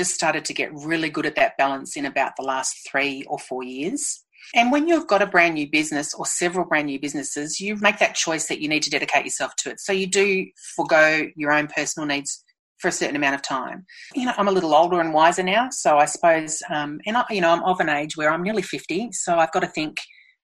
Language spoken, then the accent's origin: English; Melbourne, Victoria, Australia; moved away as an adult; I'm from Melbourne. I'm an inner city kid. I grew up in the city